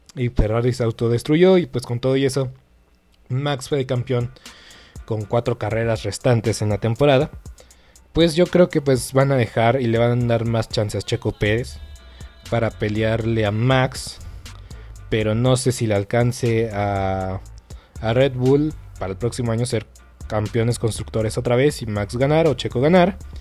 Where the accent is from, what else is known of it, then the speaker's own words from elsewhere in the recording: Mexico; nosotros como mexicanos